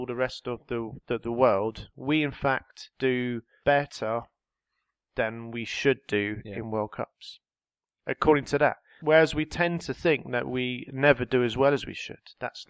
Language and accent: English; Jersey; We're both Jersey